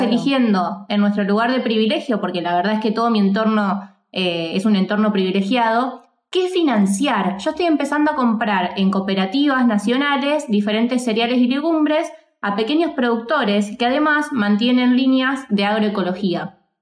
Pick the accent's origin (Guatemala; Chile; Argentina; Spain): Argentina; also born or lived in Mexico; nosotros en Argentina